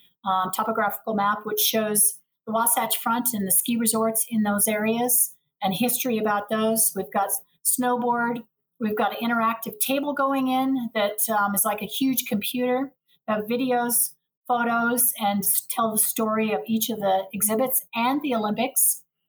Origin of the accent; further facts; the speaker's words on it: Perth, Western Australia, Australia; also born or lived in Montana, United States; Well, I was born in Montana. My mom took us to Australia. She's a professor of Indigenous education, so at the Edith Cowan University in Perth. So I kind of grew up and went to college and uni there.